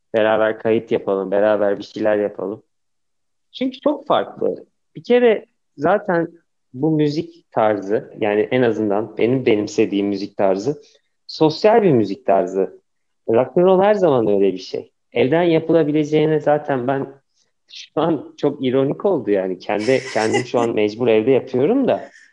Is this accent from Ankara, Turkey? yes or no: yes; Ankara, Turkey; Hani benim bütün çocukluğum orada geçti.